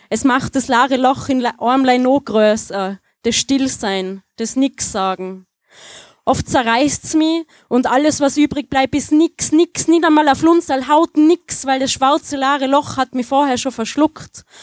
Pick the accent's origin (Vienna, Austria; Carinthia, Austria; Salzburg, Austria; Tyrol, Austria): Tyrol, Austria; Ich äh, habe einen Text äh, in Mundart, äh, falls man es nicht hört. Äh, ich komme aus Tirol.